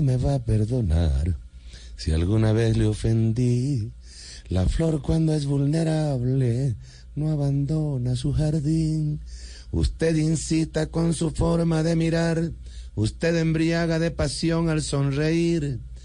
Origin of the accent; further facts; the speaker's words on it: Santa María de Ipire, Guárico, Venezuela; yo nací en Santa María de Ipire, estado Guárico, en el pleno centro de Venezuela